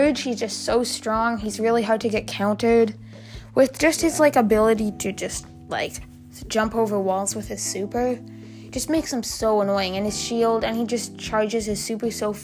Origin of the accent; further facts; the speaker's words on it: Canada; I'm Canadian